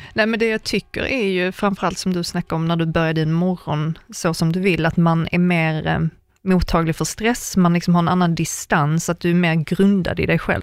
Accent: Sweden; moved away as an adult; also born or lived in Germany; jag var enda svensk

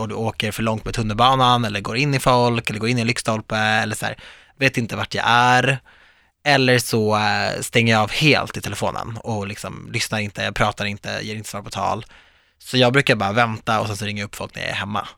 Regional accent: Viksjö, Stockholm suburbs, Stockholm County, Sweden; jag växte upp i mitt hus i förorten

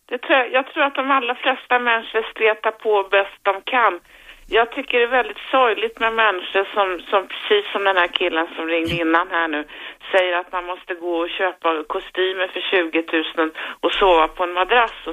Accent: Stockholm, Stockholm County, Sweden; also born or lived in Vasastan, Stockholm; jag är född på Östermalm.

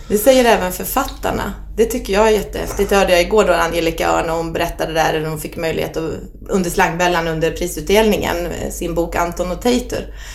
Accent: Bålsta, Uppsala County, Sweden; also born or lived in Solna; mamma och pappa eh, flyttade ut oss till Bålsta. Så där har jag vuxit upp

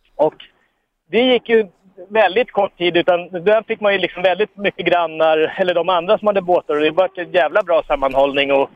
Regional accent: Stockholm, Stockholm County, Sweden; jag är ju uppväxt ute i Hagsätra

